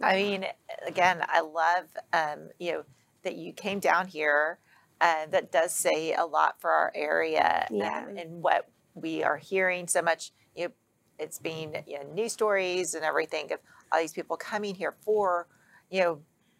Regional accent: Texas, United States; Being a Texan.

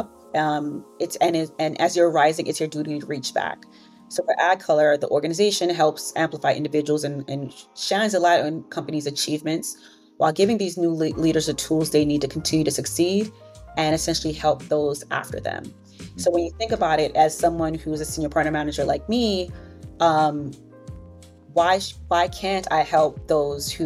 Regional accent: New York City, New York, United States; growing up in Brooklyn, New York, in a Caribbean community

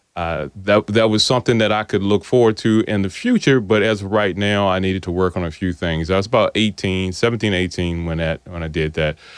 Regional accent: South Boston, Virginia, United States; I, I grew up here in South Boston

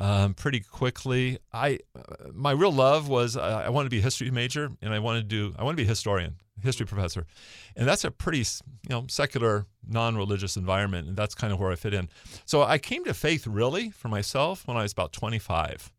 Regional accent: Bellevue, Washington, United States; I grew up in Bellevue. So I, I grew up in Newport Hills, uh, w, uh, graduated from Newport High School. So kinda local

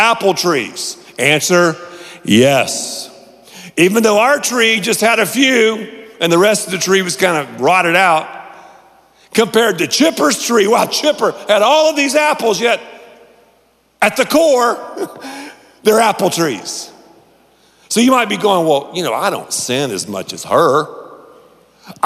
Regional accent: Canton, North Carolina, United States; I grew up in Canton, North Carolina

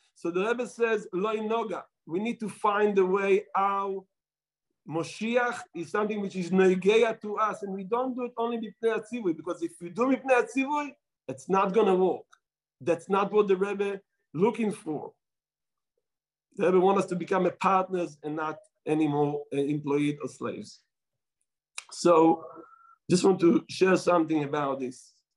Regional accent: Israel; accent: Israeli; my Israeli accent

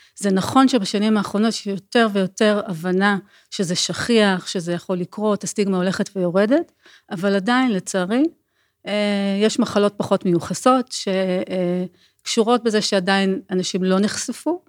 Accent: Israel; אנחנו ישראלים

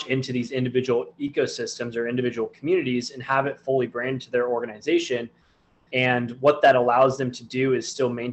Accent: Southern California, United States; I'm from Southern California

